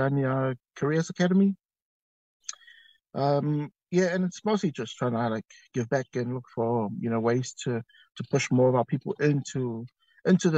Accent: Auckland, New Zealand; now in Wellington, New Zealand; I'm originally from Auckland. I currently reside now in the windy Wellington.

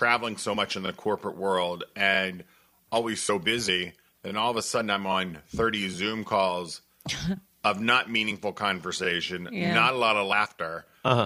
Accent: West Virginia, United States; also born or lived in Chicago; now in Saugatuck, United States; So we came from Chicago. I'm originally from West Virginia

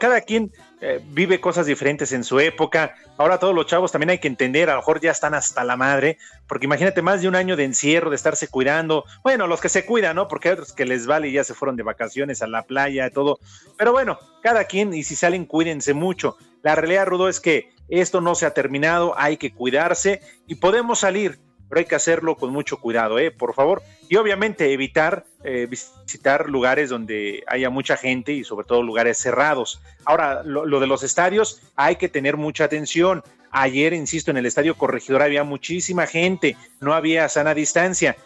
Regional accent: Mexico; Así somos todos los mexicanos

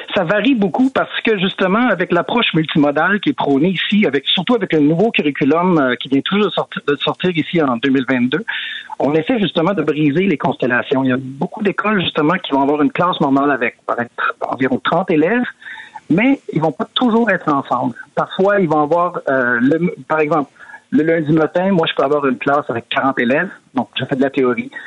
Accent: Quebec, Canada; moved away as an adult; now in Sweden; ça fait 20 ans que je suis parti du Québec

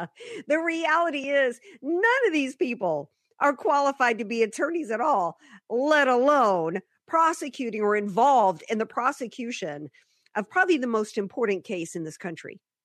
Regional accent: Deep South, United States; moved away; I grew up in the Deep South

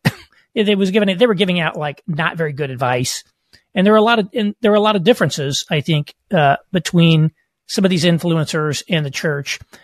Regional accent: Southern Indiana, United States; moved away as an adult; I grew up in rural, uh, Southern Indiana

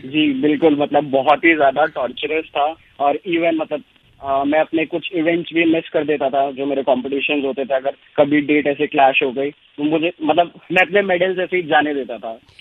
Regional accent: Delhi, India; मैं दिल्ली में पैदा हुआ था और स्कूलिंग वगैरह सब कुछ दिल्ली से दिल्ली हुई

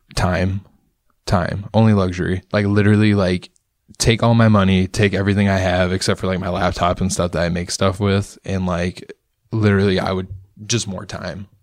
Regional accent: Rockford, Illinois, United States; moved away as an adult; also born or lived in McChesney Park; now in Chicago, United States; I was born and raised in Rockford

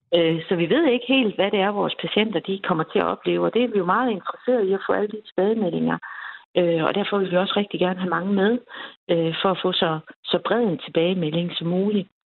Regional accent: Denmark

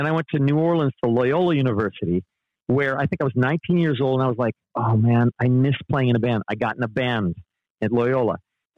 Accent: Panama; From 8 to 18, I was raised in Panama.

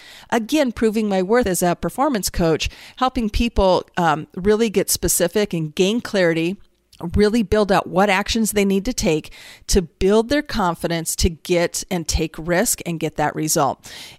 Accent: California, United States; born there; also born or lived in Utah / Minnesota / Iowa; I grew up, I was born in California, lived in Utah, moved to Minnesota, ended up in Iowa. I grew up in a single parent household.

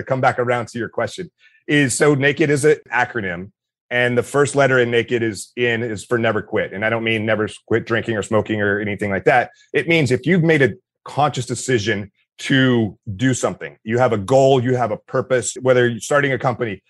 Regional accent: Meridian, Mississippi, United States; I grew up in Meridian, Mississippi

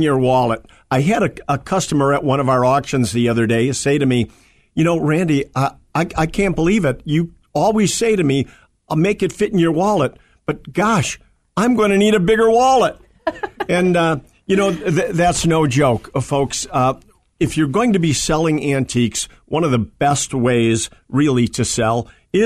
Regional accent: Berwyn, Illinois, United States; also born or lived in Union, Illinois; I lived in Berwyn, Illinois

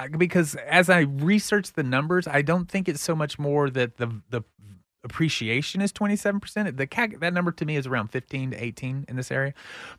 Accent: Pflugerville, Texas, United States; Pflugerville. I'm from Pflugerville, so I can say Pflugerville.

